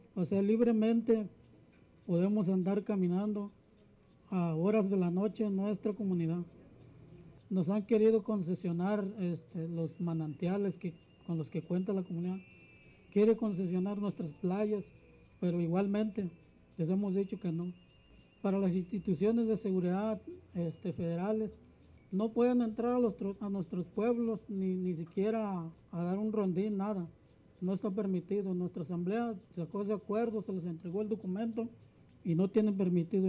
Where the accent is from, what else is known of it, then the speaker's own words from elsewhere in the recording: Santa María Ostula, Michoacán, Mexico; vengo de la comunidad de Santa María Ostula. Santa María Ostula está ubicada en la costa de Michoacán